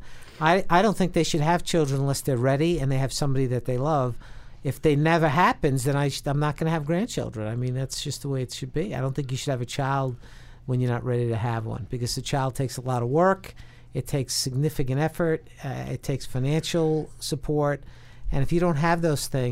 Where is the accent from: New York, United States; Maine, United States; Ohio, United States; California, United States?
New York, United States; New York City; moved away as an adult; I grew up in College Point. I lived in New York for 38 years